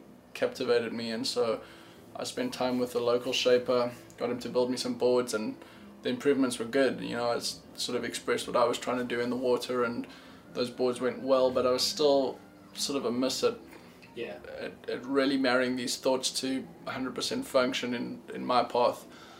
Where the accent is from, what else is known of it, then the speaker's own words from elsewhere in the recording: South Africa; born there; I was born in South Africa.